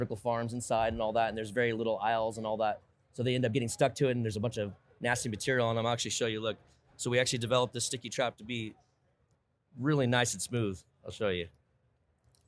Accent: Sebastopol, California, United States; I'm personally from Sebastopol, which is Sonoma County, California.

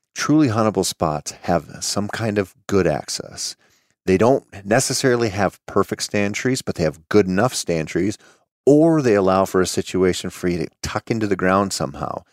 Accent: Minnesota, United States; here in my home state of Minnesota

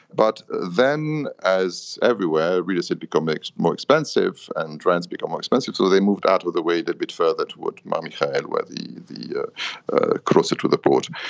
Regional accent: Paris, Île-de-France, France; moved away as an adult; also born or lived in London, United Kingdom; now in Beirut, Lebanon; I'm Lebanese. I was born here. With the war, we grew up in Paris and worked in London

